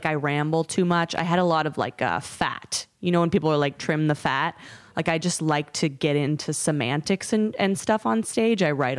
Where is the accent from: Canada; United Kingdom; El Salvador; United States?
Canada; I am Canadian.